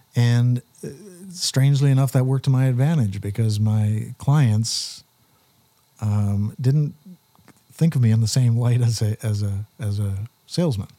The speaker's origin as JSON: {"language": "English", "town": "Wallaceburg", "region": "Ontario", "country": "Canada", "tie": "born or raised there", "said": "as a kid growing up in Wallaceburg"}